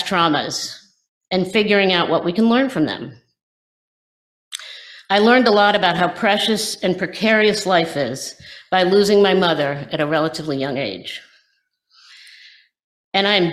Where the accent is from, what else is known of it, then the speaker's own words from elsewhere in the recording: West Virginia, United States; moved away; Where I grew up in West Virginia